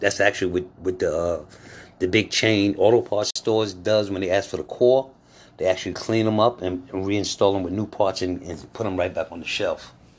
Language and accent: English; New York, United States; also born or lived in North Carolina; now in Atlanta, United States; I was born in New York. I lived in North Carolina quite a while, and now I'm in Atlanta